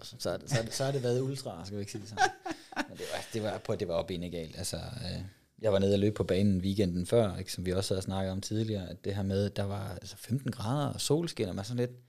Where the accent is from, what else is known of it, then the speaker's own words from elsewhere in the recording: West Jutland, Central Denmark Region, Denmark; nu kommer jeg fra Vestjylland af